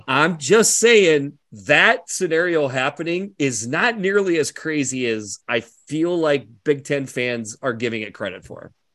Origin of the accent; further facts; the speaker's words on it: Iowa, United States; I grew up in Iowa.